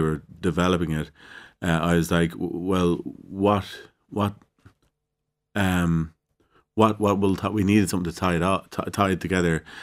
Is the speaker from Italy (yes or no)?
no; Ireland; what are we expected to do as Irish people? How are we seen as Irish people?